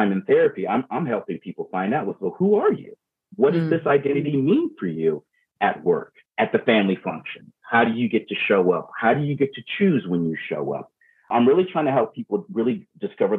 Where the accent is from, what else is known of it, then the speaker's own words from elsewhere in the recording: Baltimore, Maryland, United States; also born or lived in Virginia; now in Everett, United States; I'm from Maryland, I'm Baltimore, Virginia. Now I live in Everett, Washington